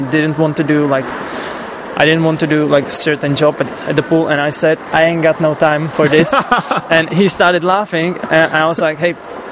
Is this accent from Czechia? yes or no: yes; Czechia; English is a second language; I'm from Czech